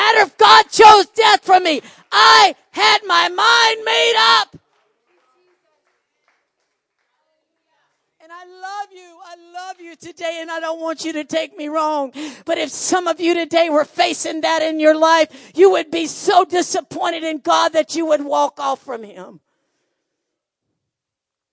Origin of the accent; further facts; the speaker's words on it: United States; I'm full-blooded American